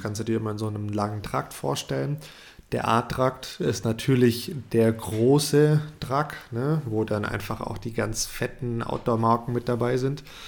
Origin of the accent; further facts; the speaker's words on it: Germany; bei uns in Deutschland